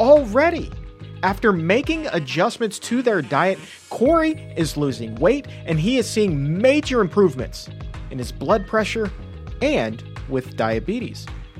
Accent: Norfolk, Virginia, United States; my hometown of Norfolk, Virginia.

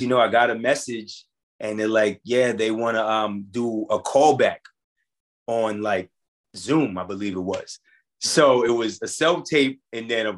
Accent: New York City, New York, United States; We're both from Queens, New York

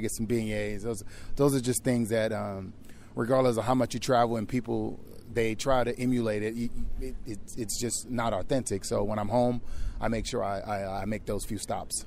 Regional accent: New Orleans, Louisiana, United States; born or raised there; moved away

